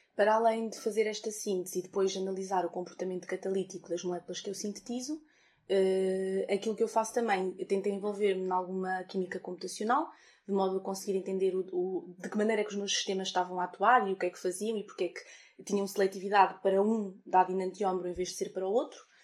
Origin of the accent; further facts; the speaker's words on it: Fornos de Algodres, Guarda, Portugal; moved away as an adult; now in Coimbra, Portugal; na minha terra, em, em Fornos de Algodres, na Guarda